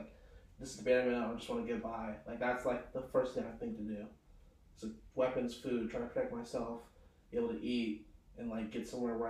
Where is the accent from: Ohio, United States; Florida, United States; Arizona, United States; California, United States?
California, United States; I'm from the Bay Area.